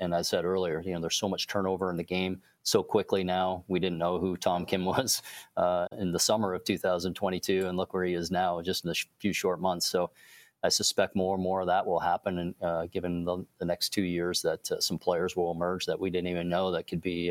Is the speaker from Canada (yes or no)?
yes; Canada; being Canadian